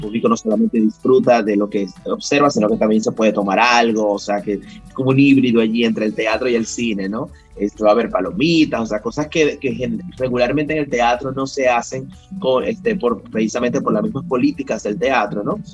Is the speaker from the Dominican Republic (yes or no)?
yes; Dominican Republic; moved away; also born or lived in Venezuela; yo soy dominicano, siempre lo digo, pero yo viví muchos años en Venezuela